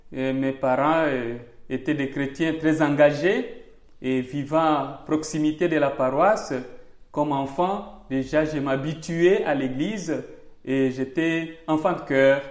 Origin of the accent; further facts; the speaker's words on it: South Kivu, DR Congo; moved away as an adult; also born or lived in Kinshasa / Tanzania; now in Charleroi, Belgium; étant donc au Sud Kivu, mon village est situé à 300 km donc, de, la région, chef-lieu de la région, qui est à Bukavu, et c'est là où j'ai grandi